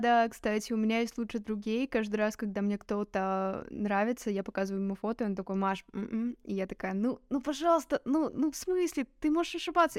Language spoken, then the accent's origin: Russian; Gomel, Gomel Region, Belarus; я все свое отрочество провела в Гомеле